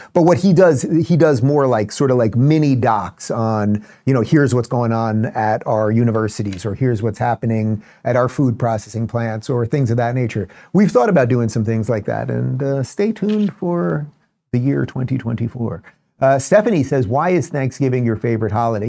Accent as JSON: {"language": "English", "region": "New York", "country": "United States", "tie": "born or raised there", "moved": "yes", "lives_now": "Florida, United States", "said": "I grew up in New York"}